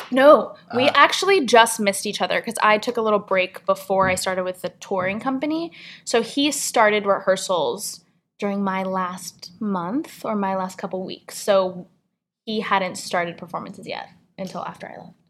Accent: San Francisco, California, United States; moved away as an adult; also born or lived in State College, Pennsylvania; Growing up in San Francisco, I just kind of like lived in this really beautiful kind of like liberal bubble of arts and culture

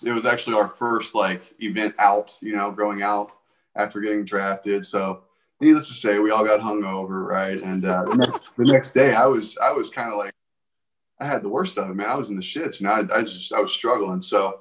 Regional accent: North Augusta, South Carolina, United States; I grew up in North Augusta, South Carolina

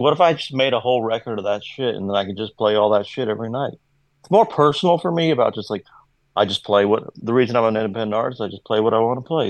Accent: Kentucky, United States; accent: southern twang; I'm from Kentucky

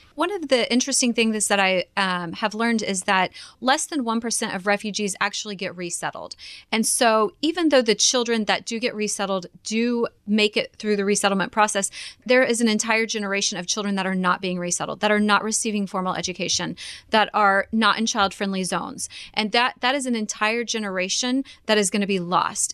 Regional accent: Kansas, United States; I am born and raised in Kansas

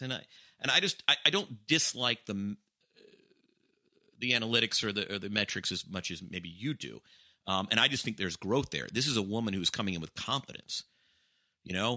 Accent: Atlanta, Georgia, United States; born or raised there

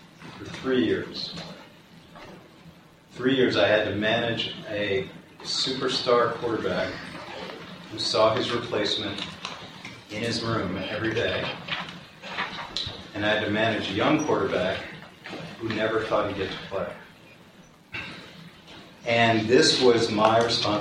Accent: Washington, District of Columbia, United States; I went home to Georgetown Law. I'm from Washington, D.C.

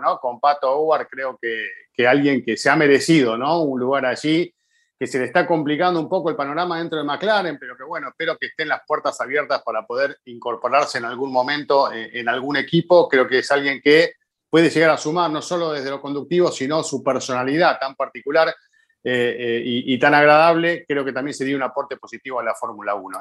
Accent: Argentina; como argentino tengo la esperanza

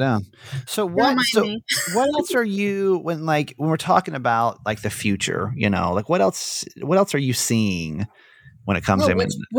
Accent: Georgia, United States; moved away; From Georgia originally.

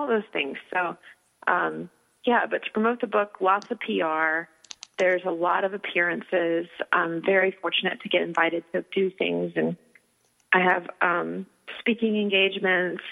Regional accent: Virginia, United States; now in Los Angeles, United States; I grew up in Virginia and my whole family lives in Virginia

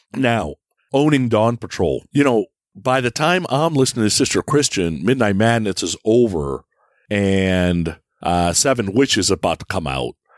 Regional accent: Bay Area, California, United States; moved away as an adult; also born or lived in San Francisco; now in Ohio, United States; I live in Ohio now, but I grew up in the Bay Area. So I was in the Bay Area from 1980 to what, 2021

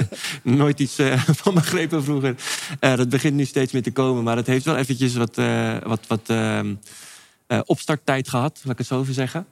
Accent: Amsterdam, North Holland, Netherlands; moved away as an adult; also born or lived in Maastricht / France / Venlo; now in Castricum, Netherlands; geboren getogen

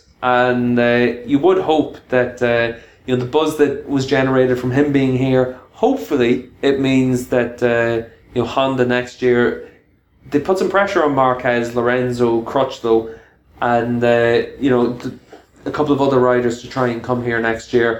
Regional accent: Ireland; being an Irishman

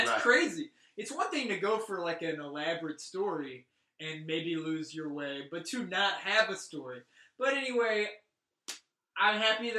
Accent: rural Louisiana, United States; now in Los Angeles, United States; I'm from the South, and I was telling a story about growing up in the South and how I had, at one point, owned a Confederate flag. Just because I was a teen in Louisiana, rural Louisiana.

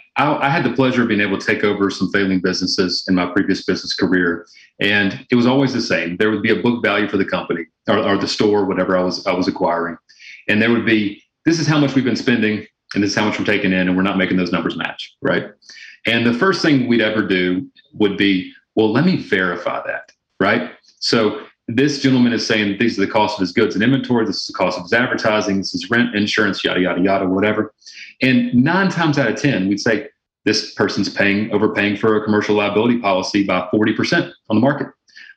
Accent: the South, United States; I'm from the South originally, and you know, my grandmother would always say

